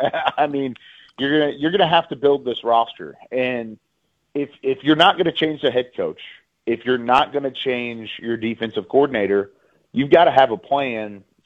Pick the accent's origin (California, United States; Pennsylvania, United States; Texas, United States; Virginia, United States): Texas, United States; Central; I grew up in Central Texas. I was a Cowboys fan as well growing up.